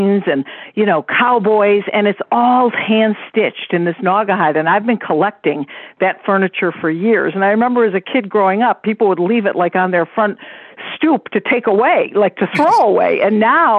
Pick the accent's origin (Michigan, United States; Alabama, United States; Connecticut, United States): Michigan, United States; also born or lived in Tucson, Arizona / New York; now in Water Mill, United States; I grew up in Michigan